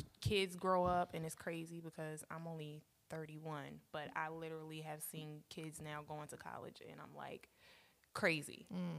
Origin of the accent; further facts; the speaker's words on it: Brooklyn, New York, United States; also born or lived in Staten Island / Virginia; now in Indiana, United States; So I'm originally from Brooklyn in the house. Okay. And and this is actually my third state that I've lived in Indiana. So I've lived in Brooklyn, New York. I've lived in, well, actually I was born in Staten Island.